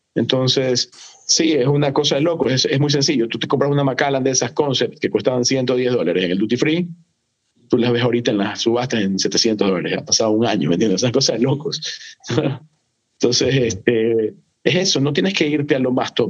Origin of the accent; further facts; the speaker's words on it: Ecuador; Aquí en Ecuador nosotros tenemos una fruta que no es muy popular en otras partes del mundo, pero aquí en Ecuador es súper popular